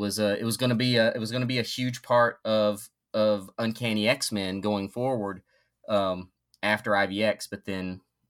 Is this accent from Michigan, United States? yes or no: no; North Carolina, United States; I grew up in North Carolina, and North Carolina barbecue is drastically different than the barbecue here in the Midwest, and drastically superior.